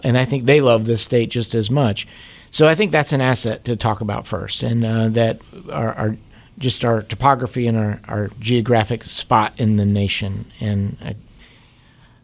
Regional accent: Davidson County, North Carolina, United States; I grew up here in Davidson County, and I love this state

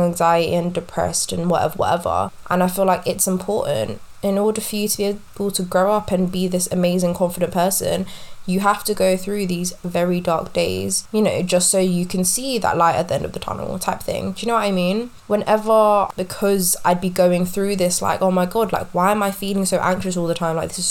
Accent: London, United Kingdom; I am born and raised in West London

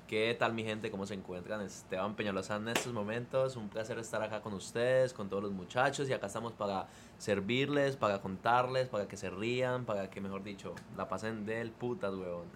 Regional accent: Colombia; now in California, United States; mi, primer día de colegio en Colombia

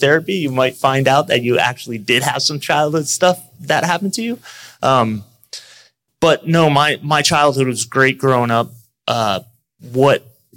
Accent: Orlando, Florida, United States; also born or lived in Buffalo, New York; I was born in Buffalo, New York. We moved when I was pretty young to the Orlando area

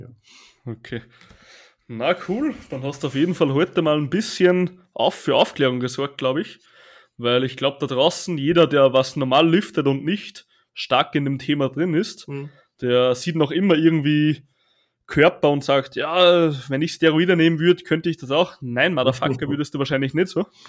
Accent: Upper Austria, Austria; Ich bin halt aus Oberösterreich

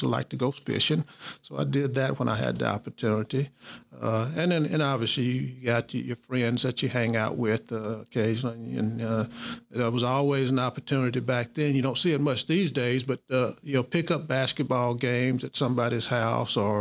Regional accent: Booneville, Mississippi, United States; I grew up in Boonville, and then Boonville is a place that I claim as my hometown, Boonville, Mississippi.

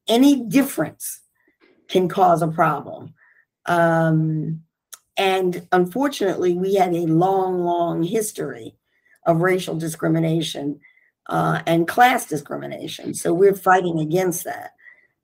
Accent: Philadelphia, Pennsylvania, United States; Growing up in Philadelphia, we were outdoors all the time, year round.

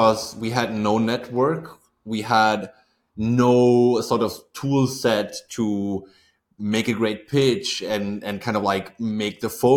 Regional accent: Aachen, North Rhine-Westphalia, Germany; Actually, I was born not too far from SaaS Group's headquarters, if you say. So like I'm from Aachen, Germany.

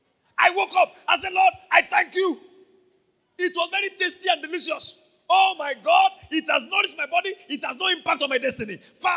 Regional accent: Ondo, Nigeria; I would prefer pounded yam. I'm from Ondo State.

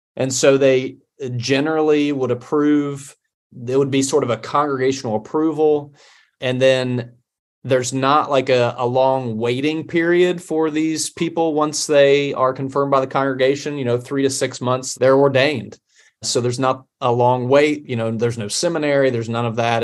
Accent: Appalachia, United States; also born or lived in Scotland / Cambridge, England; as an Appalachian

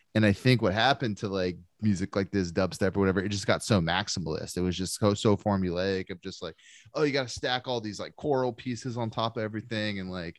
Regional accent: England, United Kingdom; It's like, I'm from England, dude. Like, I grew up with this shit.

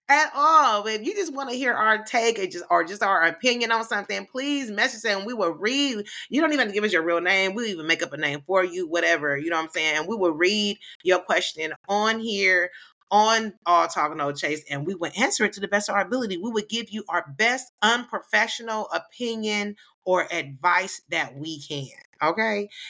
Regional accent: California, United States; accent: black accent; I'm from California

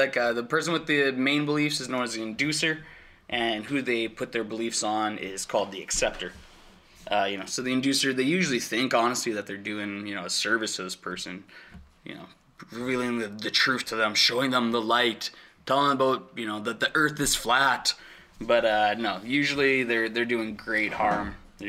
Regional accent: Alberta, Canada; I'm from South Central Alberta. Shit, around there, it's rough, bro.

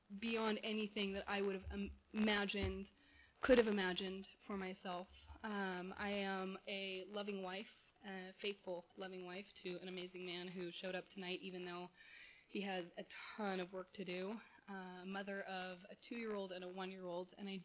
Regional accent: Corona del Mar, California, United States; also born or lived in San Diego, California; now in Westminster, United States; I was born in San Diego, adopted at birth to a beautiful family in Southern California in Corona del Mar. I grew up in a gorgeous home

